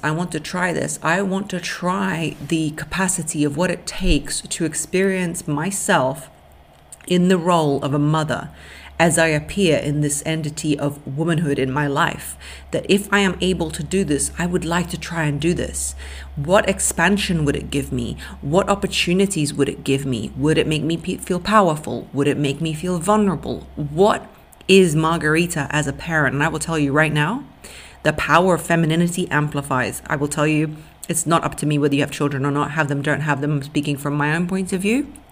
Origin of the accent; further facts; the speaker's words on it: London, United Kingdom; English is a second language; also born or lived in Russia; At seven years old until 14, I moved to London